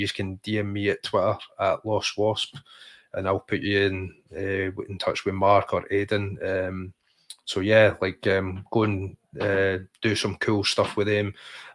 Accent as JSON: {"language": "English", "town": "Livingston", "region": "Scotland", "country": "United Kingdom", "tie": "born or raised there", "said": "they're calling it the Scheme Livy, because that's where we grew up in the day"}